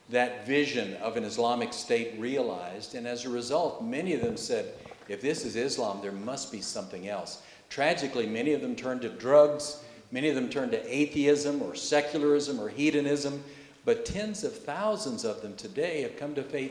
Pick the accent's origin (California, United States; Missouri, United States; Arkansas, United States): Arkansas, United States; where I grew up in Arkansas